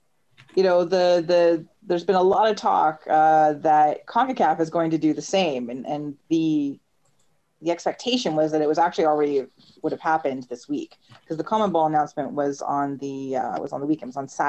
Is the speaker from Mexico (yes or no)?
no; Canada; Being a Canadian soccer fan, so much fun.